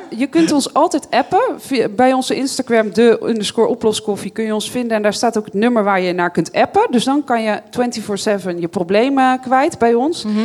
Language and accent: Dutch; Bible Belt, Netherlands; Ik ben opgegroeid op de Bijbelbelt, dus christelijk opgevoed uiteindelijk daar